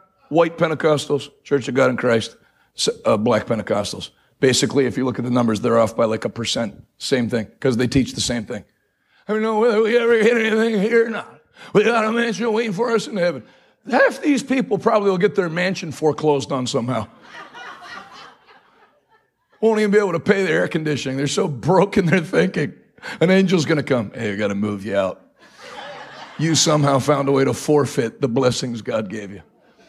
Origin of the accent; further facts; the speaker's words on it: New England, United States; I grew up preaching in New England.